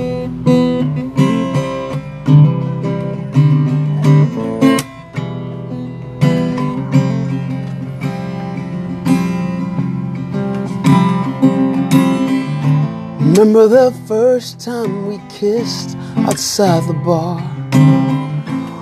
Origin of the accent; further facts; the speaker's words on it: Nigeria; moved away; I was born in Nigeria